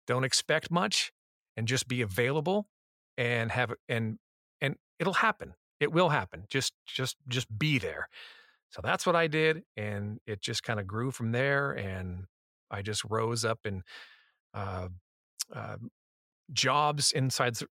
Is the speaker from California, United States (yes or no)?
yes; Los Angeles, California, United States; also born or lived in San Diego; I grew up in Los Angeles.